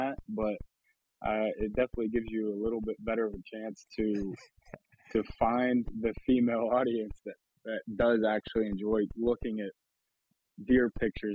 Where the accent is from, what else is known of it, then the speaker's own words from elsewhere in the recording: New Castle, Pennsylvania, United States; I grew up in Lawrence County, Newcastle, Pennsylvania